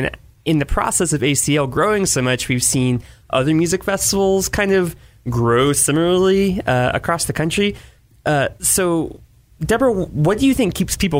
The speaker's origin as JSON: {"language": "English", "town": "Austin", "region": "Texas", "country": "United States", "said": "I'm from Austin, but I did not necessarily grow up that way."}